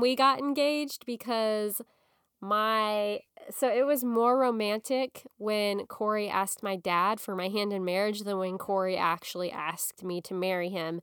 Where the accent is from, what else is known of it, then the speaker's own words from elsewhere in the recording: Springfield, Missouri, United States; I got married in October of two thousand eight in my hometown in Springfield, Missouri